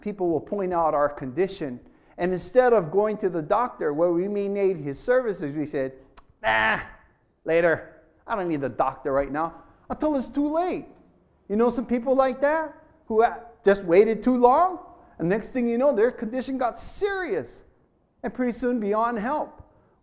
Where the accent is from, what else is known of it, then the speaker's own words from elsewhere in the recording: Hawaii, United States; I'm from Hawaii